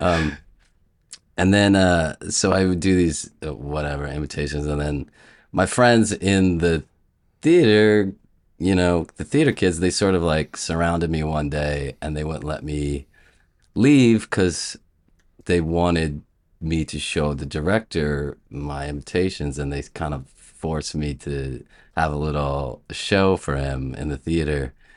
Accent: Columbus, Ohio, United States; moved away as an adult; also born or lived in Chicago; I grew up in Columbus, and I went to a, an all-boys Catholic prep school

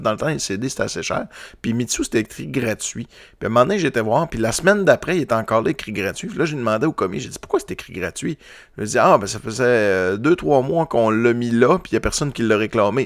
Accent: Quebec, Canada; je viens du Lac-Saint-Jean

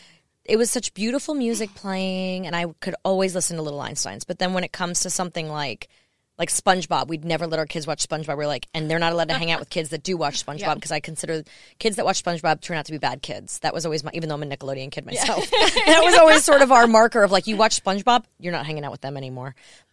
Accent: New York, United States; now in Nashville, United States; growing up in New York

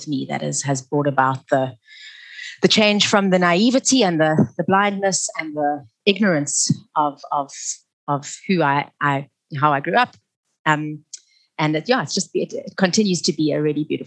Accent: Cape Town, Western Cape, South Africa; also born or lived in Stellenbosch; I grew up in a whites-only community and neighborhood. It was actually a very isolated one. I lived in Camps Bay

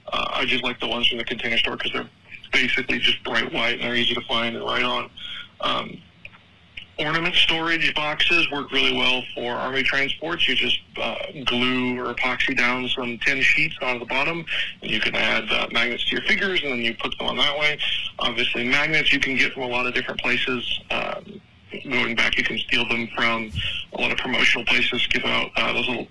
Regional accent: Texas, United States; being a Texan

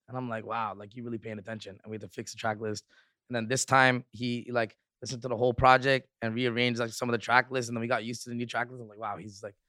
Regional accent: Rexdale, Ontario, Canada; I'm from Rexdale. Like it's total cool, so it's like different.

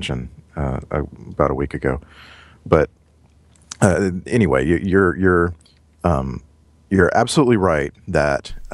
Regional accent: United States; also born or lived in Orange County, California

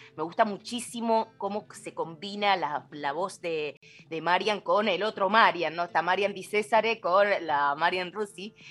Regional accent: Mendoza, Argentina; mi tierra mendocina

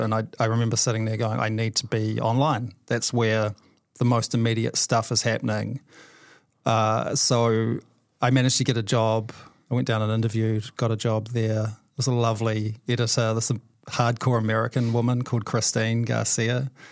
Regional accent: Whanganui, Manawatū-Whanganui, New Zealand; moved away; I grew up in Wanganui.

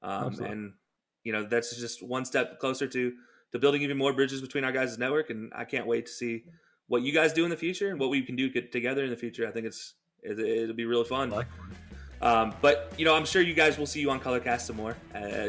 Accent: Alabama, United States; now in Cleveland, United States; I'm from Alabama.

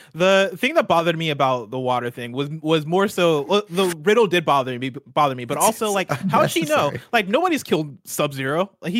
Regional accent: Illinois, United States; I'm from Illinois.

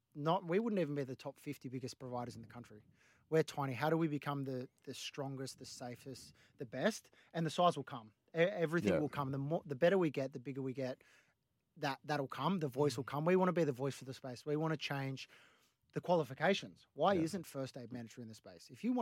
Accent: Yamba, New South Wales, Australia; also born or lived in Gold Coast / Parramatta; now in Bondi, Australia; I left Parramatta, I was from Yamba and then the Gold Coast. I was like, all right, I'm moving to the beach. So I moved to Bondi with my sister.

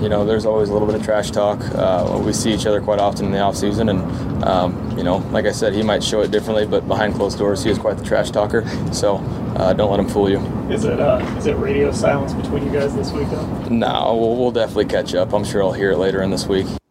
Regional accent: Midwest, United States; now in Arizona, United States; I grew up in the Midwest, as you did, I, and it was pop where I came from.

